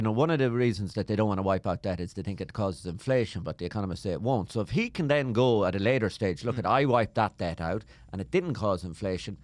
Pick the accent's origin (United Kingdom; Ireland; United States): Ireland; I'm from Ireland.